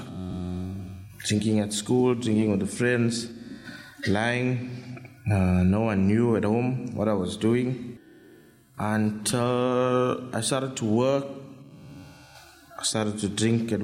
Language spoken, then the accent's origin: English; Phoenix, KwaZulu-Natal, South Africa; I grew up in Phoenix with a mom, my mom, my dad, sister